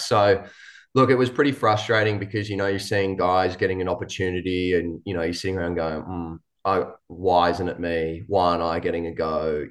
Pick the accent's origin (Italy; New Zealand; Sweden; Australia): Australia; New South Wales; moved away; I grew up in New South Wales